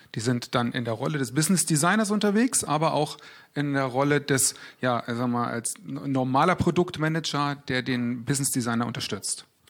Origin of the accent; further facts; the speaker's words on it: Berlin, Germany; moved away; ich komme ursprünglich aus Berlin